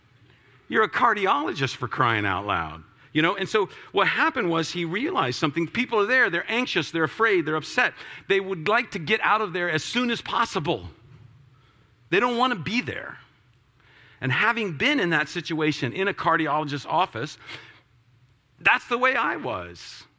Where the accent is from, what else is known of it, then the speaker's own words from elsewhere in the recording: Florida, United States; As I was a kid, I grew up a lot in Florida, and so I spent a lot of time on the beach and did a lot of time doing that kind of stuff.